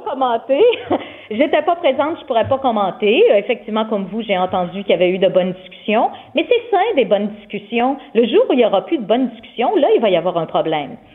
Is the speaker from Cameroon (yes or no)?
no; Saint-Ambroise, Quebec, Canada; also born or lived in Jonquière; now in Quebec City region, Canada; Je suis native de Saint-Ambroise